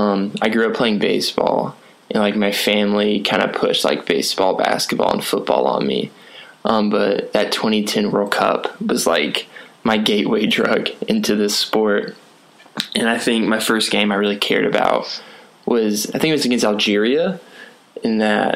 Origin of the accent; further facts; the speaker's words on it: Atlanta, Georgia, United States; I'm from Atlanta too.